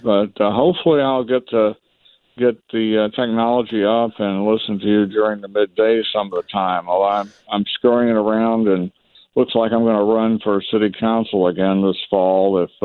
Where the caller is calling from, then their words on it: Atlanta, Georgia, United States; I'm calling from Atlanta.